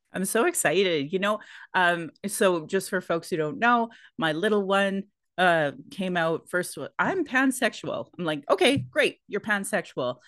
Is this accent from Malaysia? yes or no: no; Sylvan Lake, Alberta, Canada; born or raised there; also born or lived in Calgary, Alberta